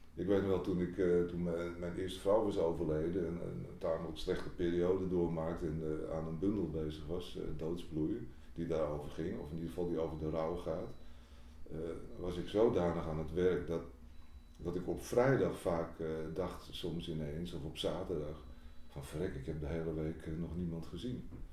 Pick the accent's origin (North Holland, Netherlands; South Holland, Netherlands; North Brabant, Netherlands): North Holland, Netherlands; Bergen; Ik kom uit Bergen